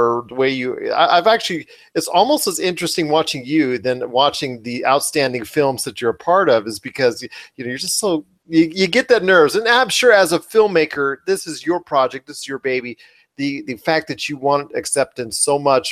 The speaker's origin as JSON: {"language": "English", "town": "Las Vegas", "region": "Nevada", "country": "United States", "said": "I'm from Vegas"}